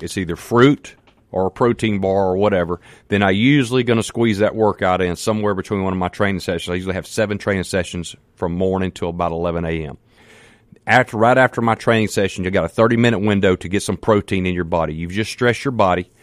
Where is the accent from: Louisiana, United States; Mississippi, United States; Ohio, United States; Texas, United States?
Mississippi, United States; Canton; I'm from Canton, Mississippi. Man, I'm just a country boy.